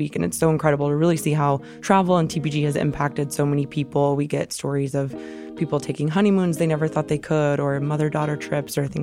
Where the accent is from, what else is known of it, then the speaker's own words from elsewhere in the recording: Tennessee, United States; I am from Tennessee and I actually didn't know a lot of people who had really traveled outside the country when I was growing up.